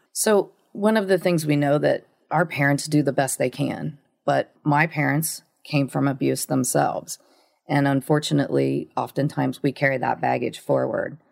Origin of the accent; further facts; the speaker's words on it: Ohio, United States; I grew up in this little town in Ohio, a really small town.